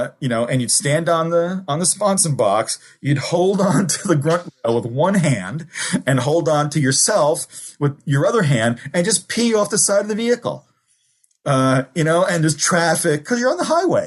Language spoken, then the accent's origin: English; Newark, New Jersey, United States; also born or lived in Kearny, New Jersey / Germany; I grew up in the Ironbound section of Newark and then Kearny, New Jersey